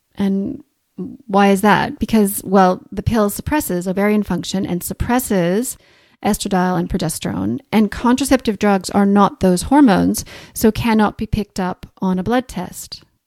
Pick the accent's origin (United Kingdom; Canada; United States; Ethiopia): Canada; accent: Canadian, mixed with Australian; moved away as an adult; also born or lived in Australia; now in Christchurch, New Zealand; As you can probably hear from my accent, I'm Canadian, mixed with a few years in Australia